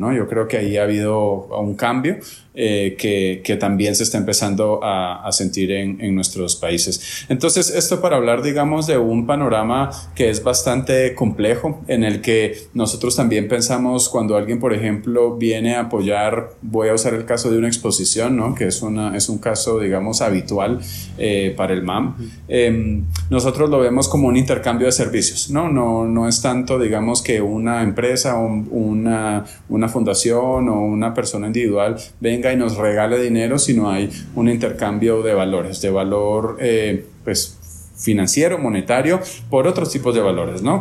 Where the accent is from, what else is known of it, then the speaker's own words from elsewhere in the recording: Guatemala; now in Medellín, Colombia; soy guatemalteco